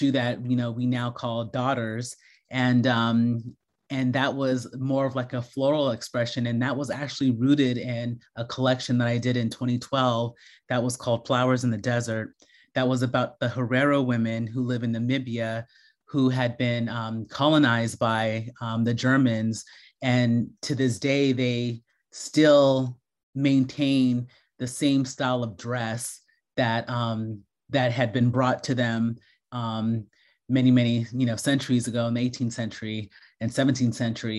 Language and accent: English; United States; I grew up in America and I'm an American designer